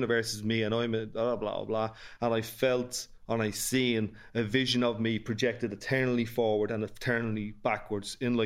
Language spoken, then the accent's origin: English; Dublin, Leinster, Ireland; accent: North Dublin; I had the privilege of growing up in Ballymun in the late 70s